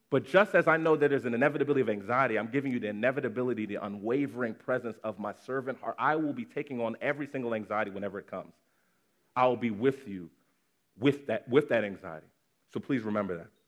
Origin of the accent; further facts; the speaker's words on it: Nigeria; it's actually particularly triggering as a Nigerian child